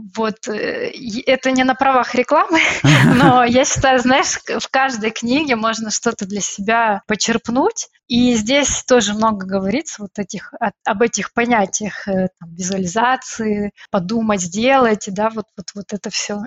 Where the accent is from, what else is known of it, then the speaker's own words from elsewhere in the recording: Odesa, Odesa Oblast, Ukraine; moved away as an adult; now in Brussels, Belgium; Я из Одессы, а из солнечного города